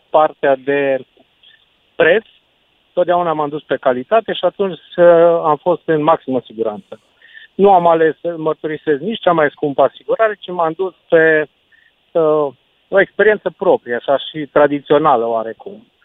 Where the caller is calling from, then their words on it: Cluj-Napoca, Cluj County, Romania; sunt de la Cluj.